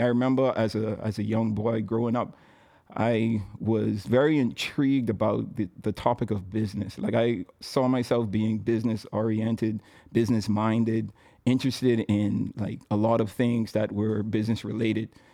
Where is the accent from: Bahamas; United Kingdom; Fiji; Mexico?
Bahamas; Nassau, New Providence; I was born and raised in Nassau, Bahamas